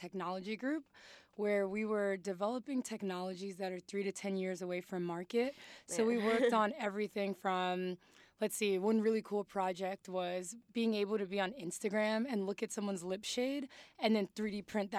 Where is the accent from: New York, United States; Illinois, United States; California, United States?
New York, United States; New York City; born or raised there; also born or lived in Mali / Harlem